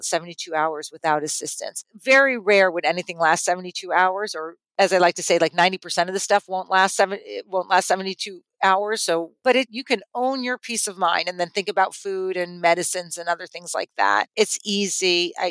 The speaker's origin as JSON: {"language": "English", "region": "California", "country": "United States", "tie": "born or raised there", "moved": "yes", "said": "I grew up in California"}